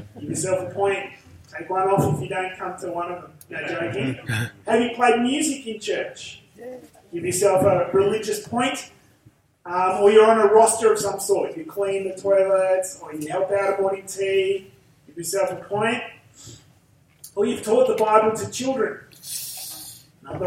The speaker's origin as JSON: {"language": "English", "area": "Central Coast", "region": "New South Wales", "country": "Australia", "accent": "Aussie bogan", "said": "I come from the Central Coast, and I talk like an Aussie bogan"}